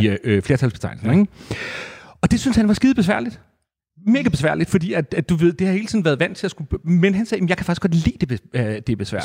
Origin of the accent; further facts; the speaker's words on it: Næstved, Zealand, Denmark; jeg er opvokset i Næstved